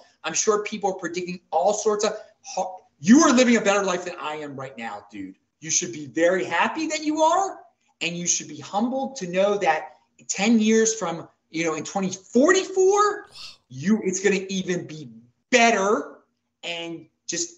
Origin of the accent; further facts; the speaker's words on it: Baltimore, Maryland, United States; now in Salt Lake City, United States; I am from Baltimore